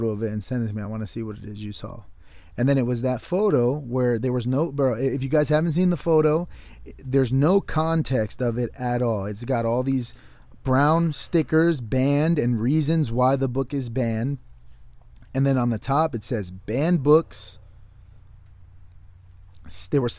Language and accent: English; Connecticut, United States; I grew up just outside of New York City. I'm from Connecticut.